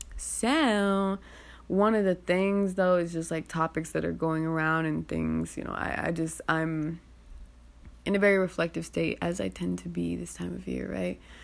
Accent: United States; the cognitive dissonance of being an American is so crazy

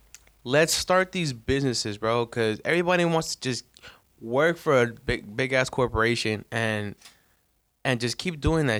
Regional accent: New York, United States; I'm from New York, son.

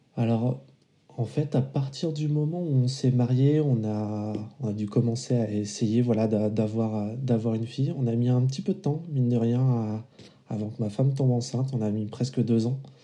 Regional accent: Vendée, Pays de la Loire, France; moved away as an adult; also born or lived in Paris; now in La Rochelle, France; je suis originaire de Vendée

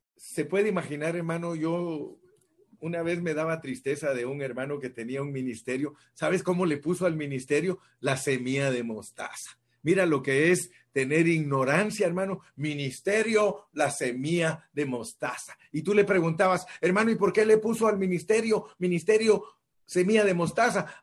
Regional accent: Guatemala; soy de Guate

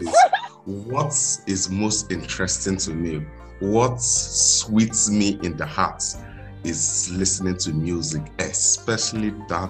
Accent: Anambra, Nigeria; I'm proudly Anambra.

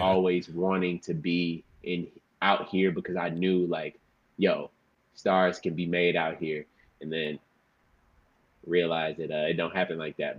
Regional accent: Houston, Dallas, Texas, United States; moved away as an adult; now in Los Angeles, United States; I was born in Houston, and uh, I lived there till I was nine, and then uh, we, me and my mother and my sister moved to to Dallas, Texas, where you know I finished off school

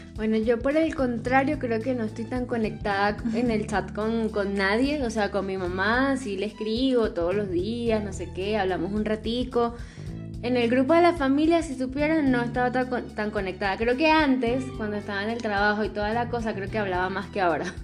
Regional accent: Venezuela; moved away; somos de allá, de Venezuela

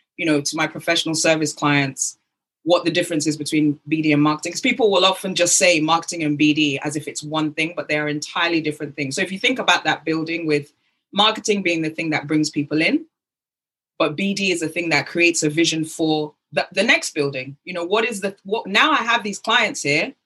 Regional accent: United Kingdom; accent: British; also born or lived in Lagos, Nigeria; my British accent

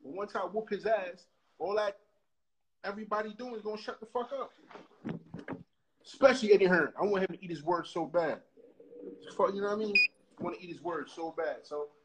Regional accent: New York City, New York, United States; I'm from Brooklyn

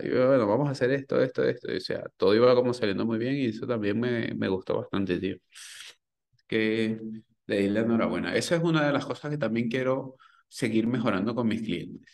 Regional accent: Venezuela; moved away as an adult; now in Spain; cuando emigré de Venezuela

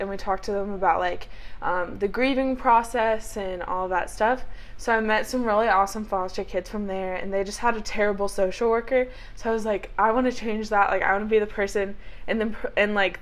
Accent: Fort Thomas, Kentucky, United States; I'm from Northern Kentucky.

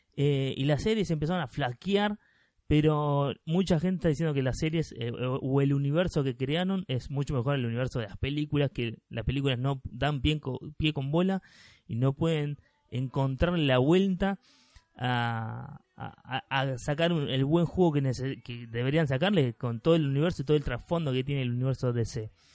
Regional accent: Argentina; somos argentinos

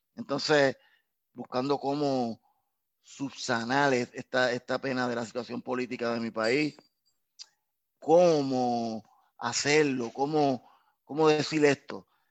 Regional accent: San Juan, Puerto Rico; Soy de, me crié en Caparraterra, en San Juan, Santurce, Puerta de Tierra, Puerto Nuevo, toda la área metropolitana, soy la capital. Crecí en la capital del país.

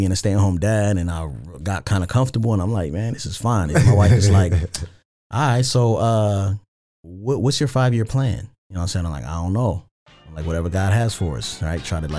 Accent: Randallstown, Maryland, United States; So the Baltimore County. So I'm from a town called Randallstown.

